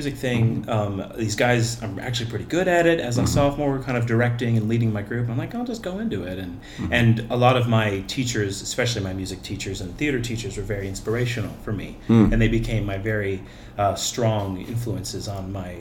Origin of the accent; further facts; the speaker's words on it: Cleveland, Ohio, United States; I was born in Cleveland, Fairview Park Hospital